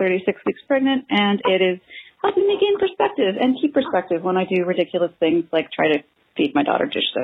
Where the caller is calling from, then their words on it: Victoria, British Columbia, Canada; Hi, One Bad Mother. I'm calling from Victoria, British Columbia with a fail.